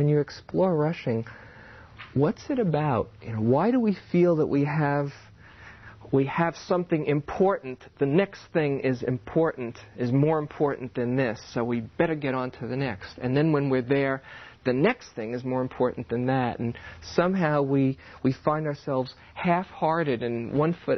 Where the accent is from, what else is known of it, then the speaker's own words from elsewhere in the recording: New York, United States; I grew up in New York. I'm a New Yorker